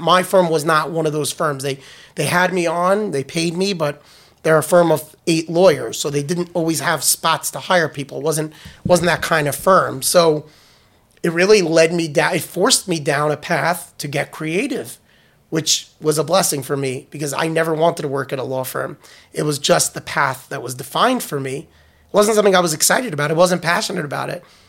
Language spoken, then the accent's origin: English; New York, United States; moved away as an adult; also born or lived in Washington, D.C.; I was born in New York. I had a, I lived in New York